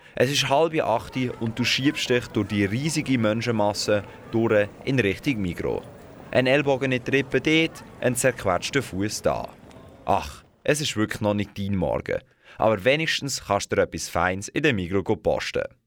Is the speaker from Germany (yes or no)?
no; Switzerland; bei uns in der Schweiz.